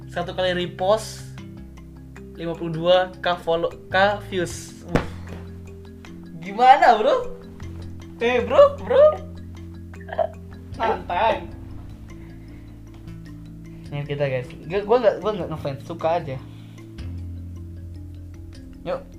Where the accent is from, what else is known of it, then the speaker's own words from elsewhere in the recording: Java, Indonesia; Iya mas, saya, saya orang Jawa mas. Itu bukannya Kalimantan? Kan lahir Jawa.